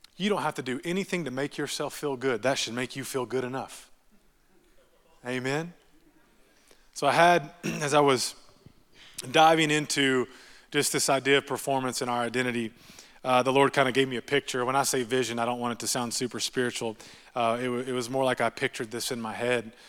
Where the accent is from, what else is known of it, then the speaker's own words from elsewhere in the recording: Texas, United States; I'm from Texas